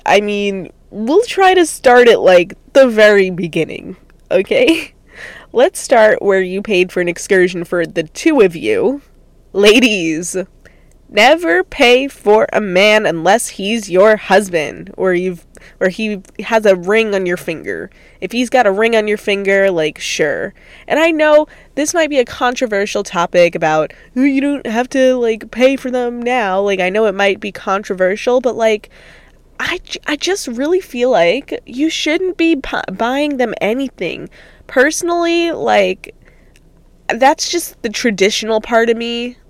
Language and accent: English; New York, United States; now in California, United States; So then I flew back to California, I'm originally from New York, with the hopes of killing my ex